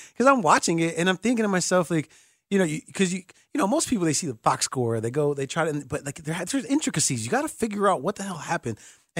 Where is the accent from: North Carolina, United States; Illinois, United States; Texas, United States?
Illinois, United States; Chicago; I'm from Chicago too.